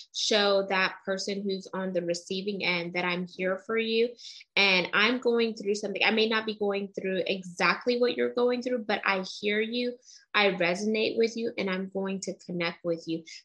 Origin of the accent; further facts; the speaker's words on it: United States; I'm very Americanized and I was born here in America.